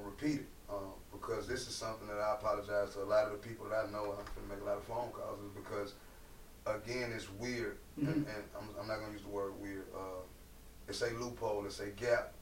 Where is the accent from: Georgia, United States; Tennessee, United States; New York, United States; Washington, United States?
Georgia, United States; Atlanta; I'm born and raised in Atlanta, Georgia. And I'll never forget, you know, growing up on the east side